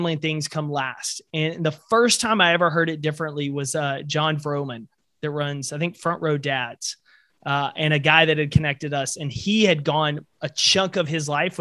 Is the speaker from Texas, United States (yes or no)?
yes; East Texas, United States; me growing up in East Texas